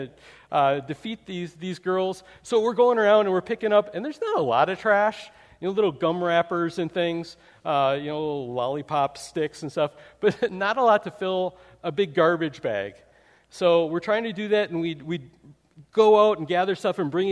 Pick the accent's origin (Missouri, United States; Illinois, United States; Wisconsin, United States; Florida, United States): Wisconsin, United States; I grew up in Wisconsin